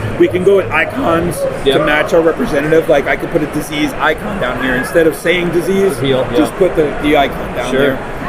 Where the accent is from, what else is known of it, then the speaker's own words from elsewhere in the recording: South Florida, United States; moved away; We're originally from South Florida.